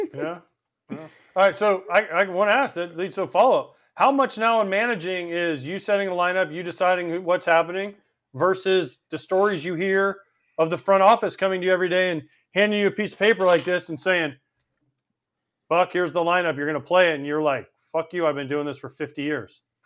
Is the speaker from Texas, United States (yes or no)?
no; Florida, United States; also born or lived in Orlando, Florida / New York; I, I, moved here when I was two. I don't consider myself from New York. I, I'm, I'm from Florida.